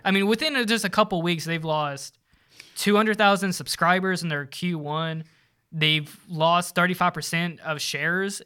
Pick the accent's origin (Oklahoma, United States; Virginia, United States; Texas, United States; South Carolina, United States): Virginia, United States; now in Charlotte, United States; I'm from Vir, Virginia